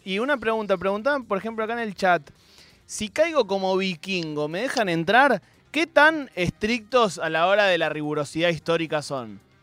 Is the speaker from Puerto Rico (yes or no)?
no; Argentina; somos buenos los argentinos